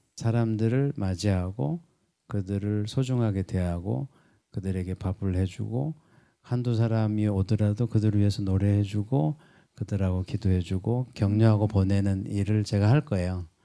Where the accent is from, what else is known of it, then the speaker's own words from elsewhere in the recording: Jeju Island, South Korea; moved away; 제주도가 고향인데